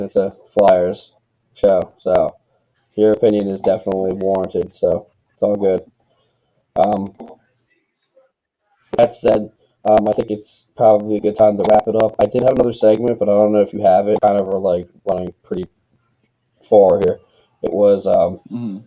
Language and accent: English; Philadelphia, Pennsylvania, United States; I'm from Philadelphia